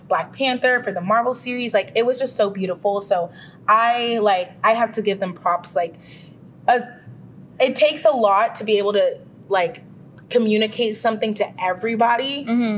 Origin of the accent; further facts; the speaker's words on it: Ghana; I'm Ghanaian, West African